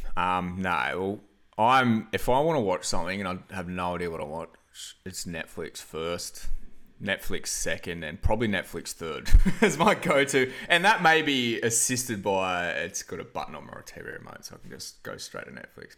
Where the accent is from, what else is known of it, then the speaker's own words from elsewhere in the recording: Byron Bay, New South Wales, Australia; now in Wollongong, Australia; it's the homeland